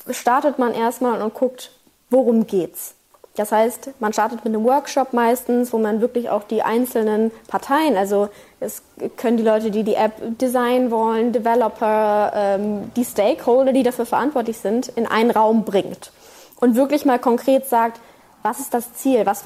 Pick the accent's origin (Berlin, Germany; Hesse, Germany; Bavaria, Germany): Berlin, Germany; Ich bin ja aus Berlin